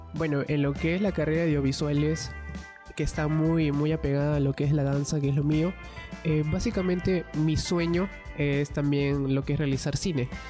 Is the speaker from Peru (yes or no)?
yes; Ica, Peru; now in Lima, Peru; yo soy de Ica